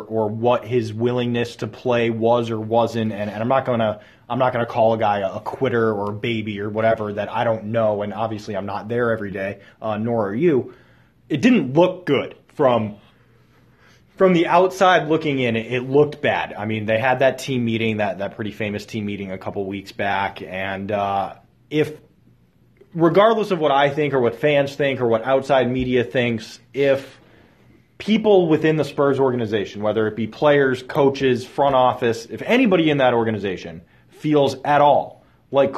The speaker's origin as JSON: {"language": "English", "town": "Boston", "region": "Massachusetts", "country": "United States", "said": "I'm from Boston"}